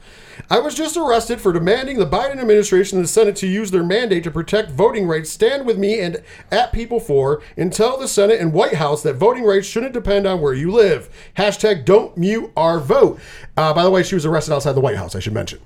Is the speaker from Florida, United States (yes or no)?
no; New York, United States; we are from New York State